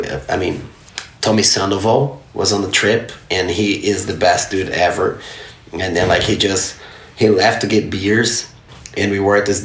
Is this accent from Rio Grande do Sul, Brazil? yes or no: yes; Novo Hamburgo, Rio Grande do Sul, Brazil; moved away; I grew up in the city called Novo Hamburgo. It's a little town, a little outside of Porto Alegre, which is the capital city of the state, Rio Grande do Sul